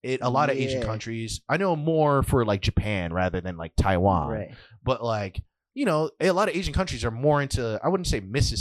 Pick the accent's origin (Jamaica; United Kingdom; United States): Jamaica; Again, like being Jamaican